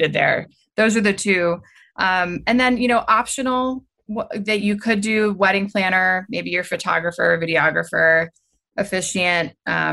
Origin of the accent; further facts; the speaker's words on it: Easton, Maryland, United States; also born or lived in St. Michaels, Maryland; I grew up in St. Michael's and Easton